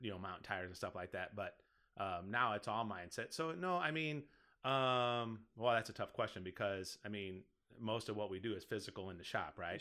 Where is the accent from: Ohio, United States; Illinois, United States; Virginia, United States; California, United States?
Illinois, United States; Collinsville; now in Caseyville, United States; it ended up being in my hometown because I lived in Collinsville yep. before I moved here to Caseyville.